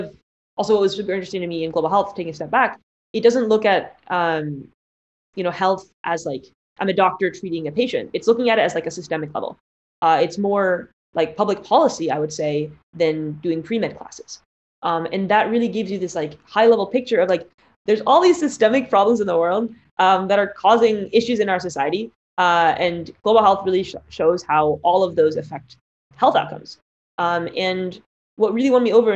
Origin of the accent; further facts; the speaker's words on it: Palo Alto, California, United States; I grew up in the Bay Area, in Palo Alto, surrounded by all the large tech companies